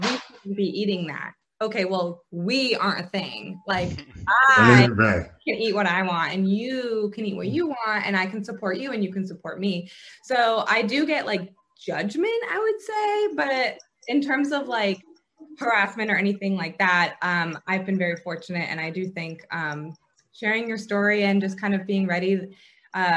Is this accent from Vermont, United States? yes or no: yes; Vermont, United States; moved away as an adult; now in Atlanta, United States; I was actually born and raised in a small town in Vermont